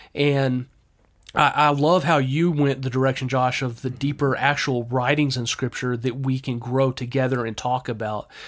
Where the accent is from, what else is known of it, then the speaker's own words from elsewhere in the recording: Texas, United States; I'm very Texan